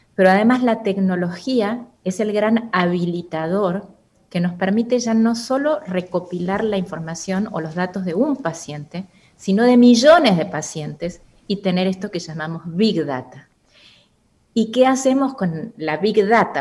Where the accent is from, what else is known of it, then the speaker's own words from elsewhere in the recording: Argentina; moved away as an adult; now in Costa Rica; soy argentina y estoy en Costa Rica desde hace dos años aproximadamente